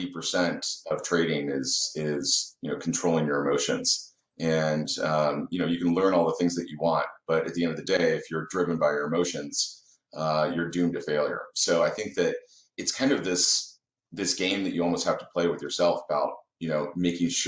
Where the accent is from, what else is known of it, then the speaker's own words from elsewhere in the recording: Dallas, Texas, United States; also born or lived in Indianapolis, Indiana; I was born in Indiana, actually. So I was born in Indianapolis, but we moved down in 89 to Dallas